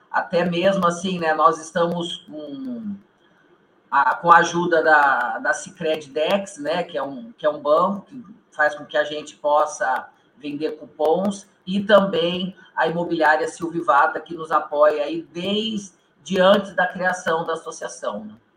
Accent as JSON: {"language": "Portuguese", "town": "Maringá", "region": "Paraná", "country": "Brazil", "said": "nós somos aqui do norte do Paraná, né? Nós somos aqui de Maringá"}